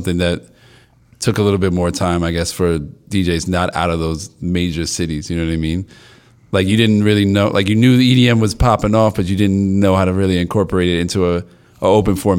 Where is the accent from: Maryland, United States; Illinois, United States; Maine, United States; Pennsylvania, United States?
Maryland, United States; Silver Spring; also born or lived in Brooklyn, New York; I moved down to Silver Spring